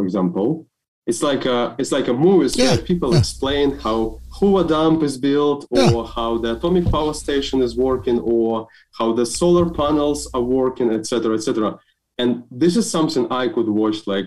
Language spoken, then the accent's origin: English; Belarus; I'm from Belarus, so actually. And we have a quite interesting educational system.